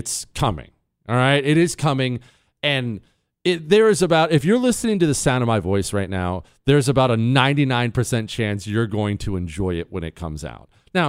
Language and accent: English; United States; Because I'm an American. That's why.